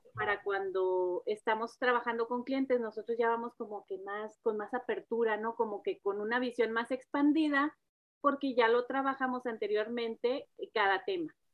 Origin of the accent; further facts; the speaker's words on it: Monterrey, Nuevo León, Mexico; now in Dallas, United States; soy nacida de Monterrey también